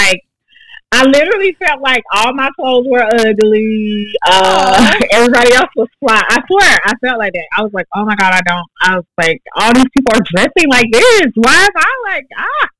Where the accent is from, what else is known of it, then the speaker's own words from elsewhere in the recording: Augusta, Georgia, United States; I'm from the hill, baby. I'm from Sand Hills.